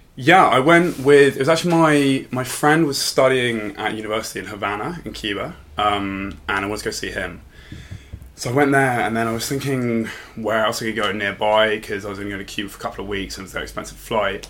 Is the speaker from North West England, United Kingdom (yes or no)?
no; London, United Kingdom; also born or lived in Bristol; I'm from London originally